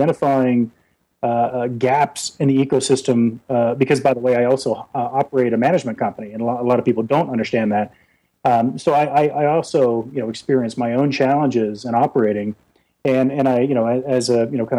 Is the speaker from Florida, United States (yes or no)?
yes; South Florida, United States; I grew up in South Florida